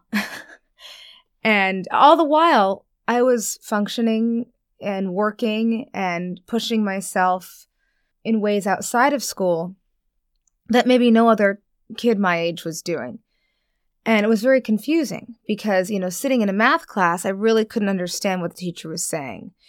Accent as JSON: {"language": "English", "region": "New York", "country": "United States", "tie": "born or raised there", "moved": "as an adult", "lives_now": "Los Angeles, United States", "said": "I live in Los Angeles now, born and raised in New York"}